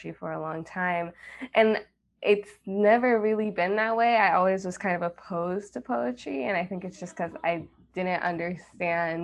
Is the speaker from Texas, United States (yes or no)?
yes; Austin, Texas, United States; moved away as an adult; now in Chicago, United States; I grew up in Chicago for 7 years, and then my mom remarried and we moved to Austin.